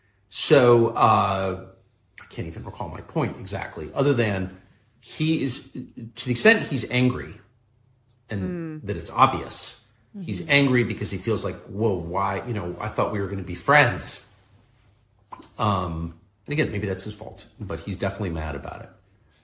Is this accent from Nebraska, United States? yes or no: no; La Jolla, California, United States; I'm from La Jolla, California.